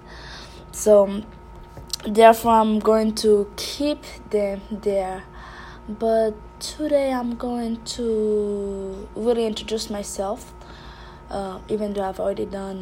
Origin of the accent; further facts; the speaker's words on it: Haiti; I was raised and born in Haiti